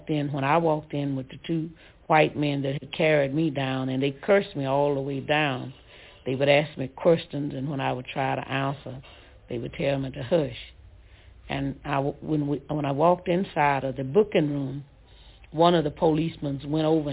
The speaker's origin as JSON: {"language": "English", "area": "Ruleville", "region": "Mississippi", "country": "United States", "said": "I was from Ruval"}